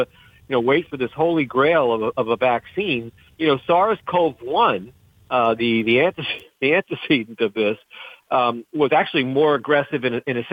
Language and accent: English; Rhode Island, United States; my home state of Rhode Island